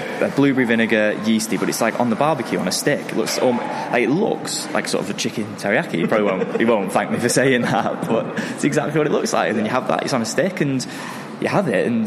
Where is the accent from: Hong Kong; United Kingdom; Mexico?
United Kingdom; Manchester, North West England; I'm from Manchester, I've lived all my life here